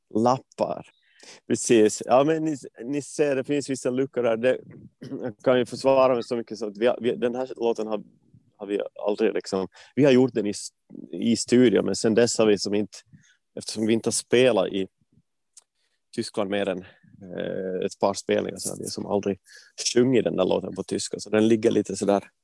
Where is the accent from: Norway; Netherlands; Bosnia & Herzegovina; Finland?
Finland; Vaasa, Ostrobothnia; moved away as an adult; also born or lived in Gothenburg, Sweden / Stockholm, Sweden; now in Sweden; alltså är född eh, i, Vasa och flyttade till Sverige för ja, men, dryga tio år sedan, tolv år sedan nästan nu